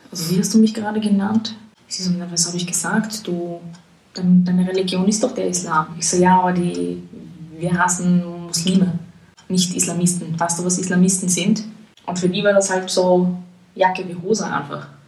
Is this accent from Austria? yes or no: yes; Vienna, Austria; now in Berlin, Germany; also es hat halt zugenommen in den letzten Jahren, aber es gibt dann halt immer noch so Gegenden, wo du also schon einfach herausstichst.